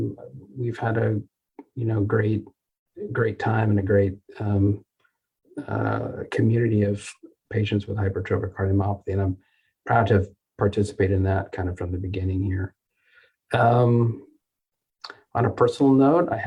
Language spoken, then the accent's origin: English; Las Vegas, Nevada, United States; also born or lived in California / North Carolina; now in Dallas, United States; I'm originally from the West Coast. I grew up in Las Vegas and did all my training in California